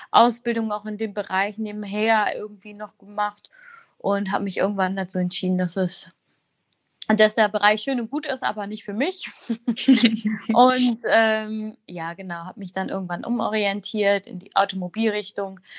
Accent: Wuppertal, North Rhine-Westphalia, Germany; Also ähm, aufgewachsen bin ich in Wuppertal mit zusammen mit meinen ähm, mit meinen ähm, drei bis vier Geschwistern.

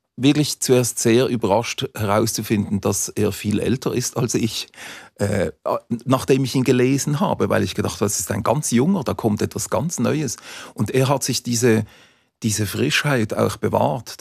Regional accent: Basel, Basel-Stadt, Switzerland; Als Basler

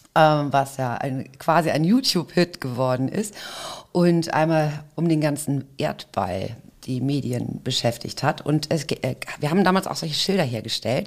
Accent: Hamburg, Germany; ich bin aber in Hamburg geboren mhm. und ähm, bin auf jeden Fall auch irgendwie im Herzen Hamburgerin

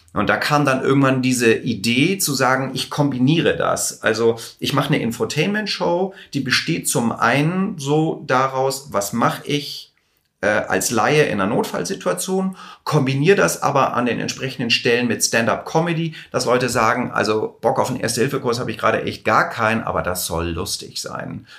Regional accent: Hamburg, Germany; also born or lived in Los Angeles; ich komme aus Hamburg

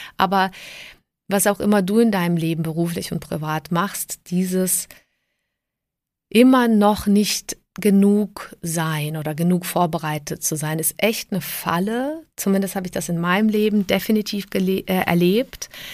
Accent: Southern Germany, Germany; also born or lived in Prague, Czech Republic / Trier, Germany; now in Munich, Germany; ich bin ähm, 1973 geboren in Prag. Ähm, wir sind emigriert, als ich sieben Jahre alt war. Und ähm, dann habe ich so im süddeutschen Raum auch gelebt

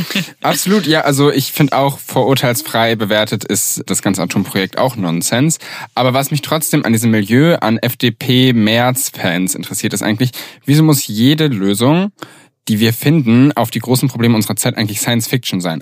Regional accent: Göttingen, Lower Saxony, Germany; ich komme aus Göttingen

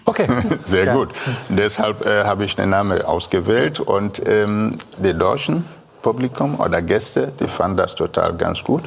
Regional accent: Biafra, Nigeria; German is a second language; now in Kiel, Germany; Ich komme aus Biafra mhm. in Nigeria

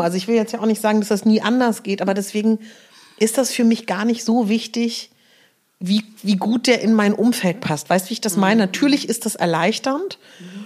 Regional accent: Berlin, Germany; bei uns in Berlin haben wir den Teufelsberg

